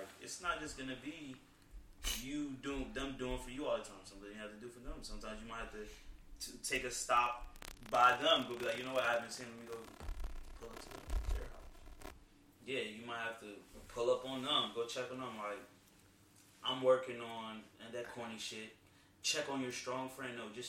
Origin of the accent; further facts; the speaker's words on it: Virginia, United States; I grew up in Northern Virginia, like, it was a lot there.